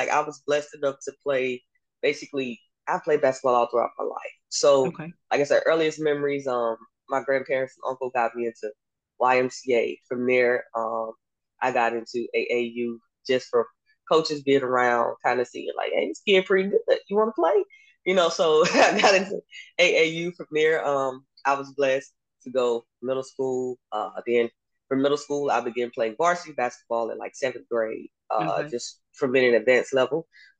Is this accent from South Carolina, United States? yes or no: no; Tallahassee, Florida, United States; also born or lived in Oak Cliff; now in Houston, United States; I'm originally from Tallahassee, Florida, Oak Cliff, some of everywhere.